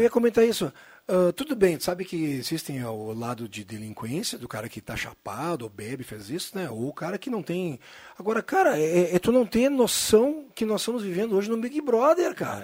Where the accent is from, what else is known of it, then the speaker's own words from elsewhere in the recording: Caxias do Sul, Rio Grande do Sul, Brazil; moved away; also born or lived in Santa Cruz do Sul; minha família é de Caxias, morou, eu nasci lá